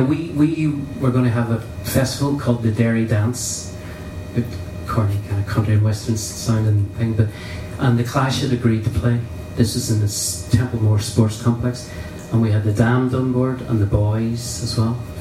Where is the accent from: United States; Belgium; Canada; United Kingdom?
United Kingdom; Derry, Northern Ireland; moved away as an adult; also born or lived in Belfast; I never really felt part of Derry